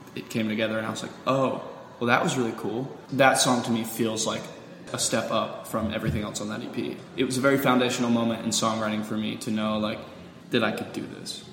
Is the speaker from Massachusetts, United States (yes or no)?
no; Pensacola, Florida, United States; born or raised there